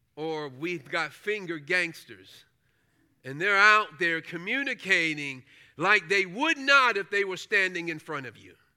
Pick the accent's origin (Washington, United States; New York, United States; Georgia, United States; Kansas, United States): New York, United States; New York City; I grew up in Brooklyn, uh, New York